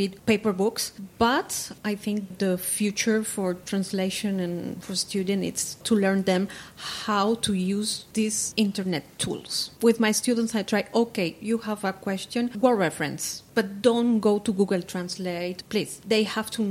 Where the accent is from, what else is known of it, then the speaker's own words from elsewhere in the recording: Zafra, Extremadura, Spain; English is a second language; moved away as an adult; also born or lived in New York, United States / France; I'm come from a little town in southern Spain, Zafra